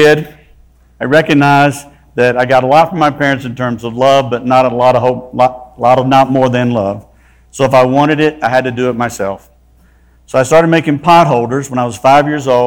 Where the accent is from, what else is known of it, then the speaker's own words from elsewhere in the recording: South Mississippi, United States; moved away as an adult; also born or lived in Laurel, Mississippi / Duncanville, Texas / Boca Raton, Florida / Plano, Texas; I was born in South Mississippi